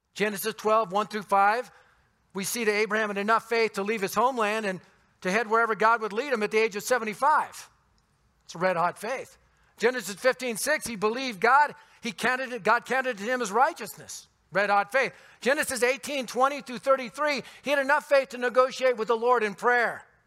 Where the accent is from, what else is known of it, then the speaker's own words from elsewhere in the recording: Denver, Colorado, United States; I was born and raised in the Denver area